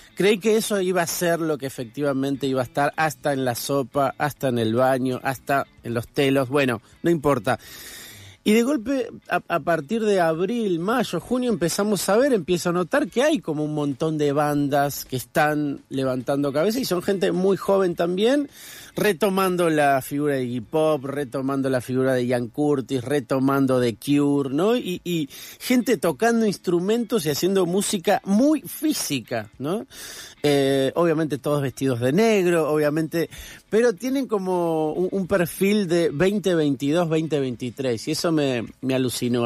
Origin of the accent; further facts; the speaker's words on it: Buenos Aires, Argentina; also born or lived in Corrientes; yo soy correntino, pero crecí acá en Buenos Aires